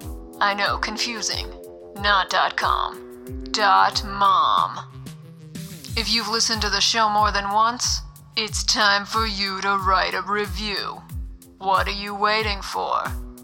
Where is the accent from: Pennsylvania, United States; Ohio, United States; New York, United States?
Pennsylvania, United States; Pittsburgh; accent: Pittsburghese; my hometown of Pittsburgh, Pennsylvania